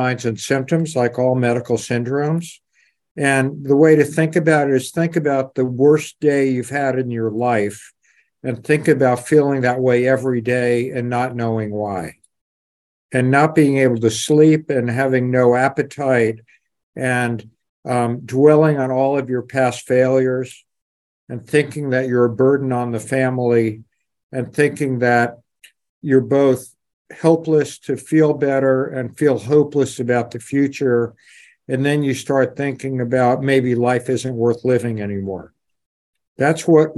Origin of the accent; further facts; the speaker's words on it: New York City, New York, United States; moved away as an adult; also born or lived in Boston / North Carolina / Atlanta; I was brought up in New York City, lived on the top floor of a walk-up tenement in the Bronx